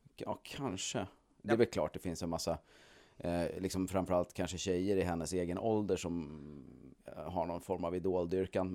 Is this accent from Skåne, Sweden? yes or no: no; Stockholm, Stockholm County, Sweden; i Stockholm där jag föddes